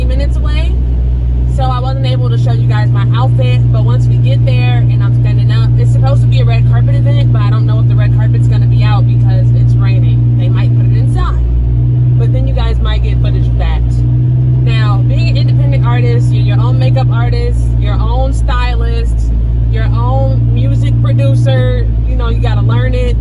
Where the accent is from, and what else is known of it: Chicago, Illinois, United States